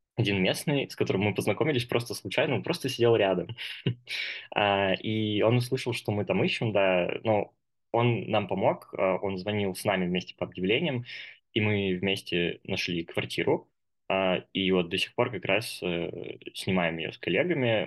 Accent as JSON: {"language": "Russian", "region": "Moscow", "country": "Russia", "moved": "as an adult", "lives_now": "Kazakhstan", "said": "мне сейчас 22 года. А, я из Москвы"}